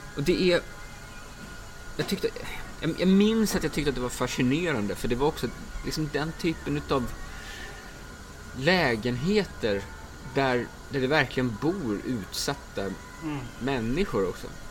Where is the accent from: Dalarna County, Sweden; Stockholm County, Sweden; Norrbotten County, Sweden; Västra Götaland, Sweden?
Dalarna County, Sweden; jag är från Dalarna. Så att skidtraditionen är rätt stark